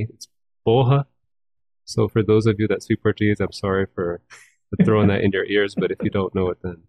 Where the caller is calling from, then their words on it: Toronto, Ontario, Canada; I'm calling from the now sunny city of Toronto.